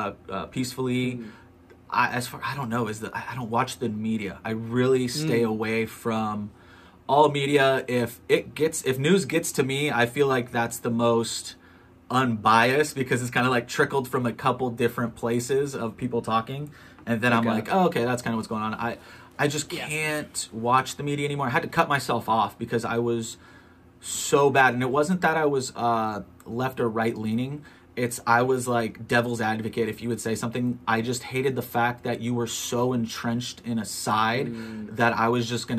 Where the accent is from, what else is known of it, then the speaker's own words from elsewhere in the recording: Long Beach, California, United States; now in Orange County, United States; I'm in Orange County, North Orange County. Like, I'm from Long Beach